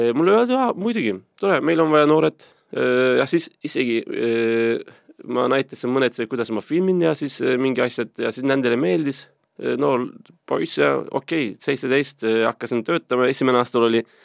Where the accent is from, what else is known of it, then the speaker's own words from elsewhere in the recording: Turkey; Estonian is a second language; moved away as an adult; also born or lived in Istanbul, Turkey; now in Estonia; mina kasvasin selle Musta mere äärest äh, Istanbulis kolmsada kilti kaugel ühes linnas